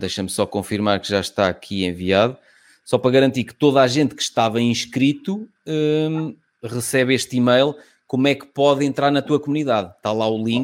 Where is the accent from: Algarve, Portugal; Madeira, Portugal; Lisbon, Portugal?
Lisbon, Portugal; sou de Lisboa